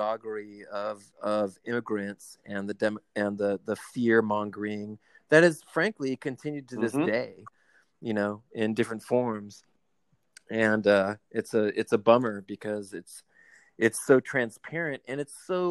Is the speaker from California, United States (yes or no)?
yes; Southern California, United States; growing up in Southern California